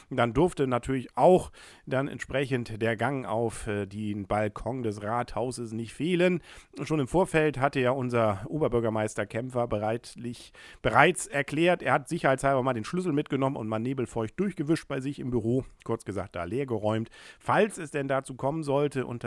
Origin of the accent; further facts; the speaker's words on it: Kiel, Schleswig-Holstein, Germany; als Kieler freut man sich natürlich